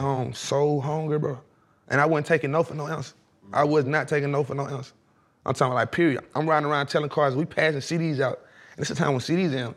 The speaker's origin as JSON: {"language": "English", "town": "Atlanta", "region": "Georgia", "country": "United States", "said": "I'm from East Atlanta"}